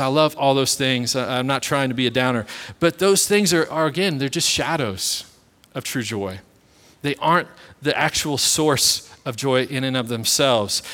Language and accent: English; Kansas City, United States; I was born and raised in Kansas City